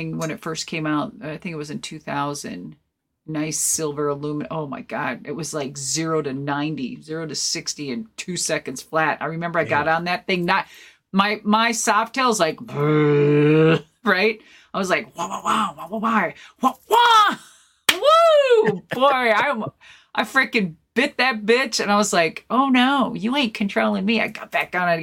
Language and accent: English; Minnesota, United States; moved away; I'm originally from Minnesota